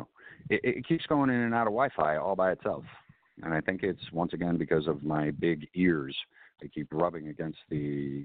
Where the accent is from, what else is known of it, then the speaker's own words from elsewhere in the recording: Chicago, Illinois, United States; I was born and raised in Southern Illinois, but I was raised in Chicago. And I started going downtown to Chicago when I was like 6 years old